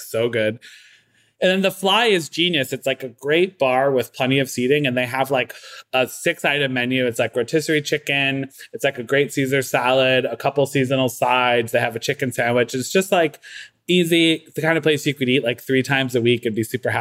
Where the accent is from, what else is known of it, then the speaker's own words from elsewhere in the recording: Waterbury, Connecticut, United States; now in Brooklyn, United States; I'm from Waterbury